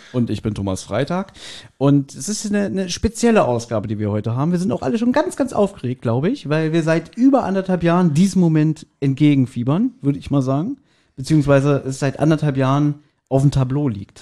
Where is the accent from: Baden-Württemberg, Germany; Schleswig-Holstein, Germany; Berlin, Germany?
Berlin, Germany; wir sind ja alle drei, wir sind ja auch Berliner.